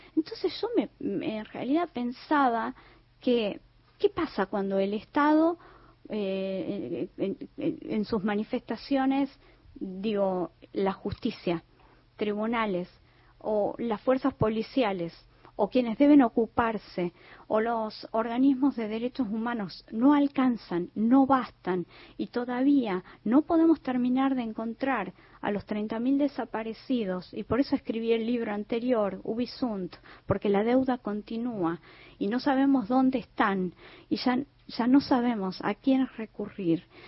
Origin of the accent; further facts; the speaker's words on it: Tucumán, Argentina; yo como tucumana